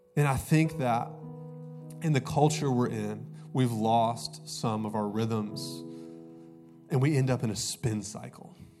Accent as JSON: {"language": "English", "town": "Augusta", "region": "Georgia", "country": "United States", "also_born_or_lived": "Columbus, Ohio", "moved": "yes", "said": "I'm actually from Augusta, Georgia, go dogs. Uh, but I went to school in Columbus, Ohio, and uh, I moved here in 2009."}